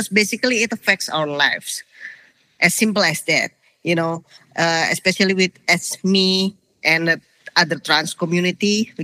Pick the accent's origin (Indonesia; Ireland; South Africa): Indonesia; I'm from Indonesia